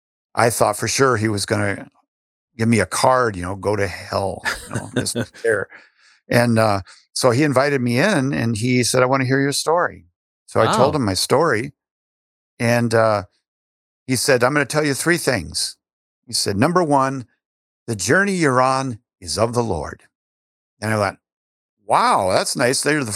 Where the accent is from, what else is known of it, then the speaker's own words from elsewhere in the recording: Iowa, United States; born there; I was born in Iowa and raised Catholic for, you know, all of my period growing up.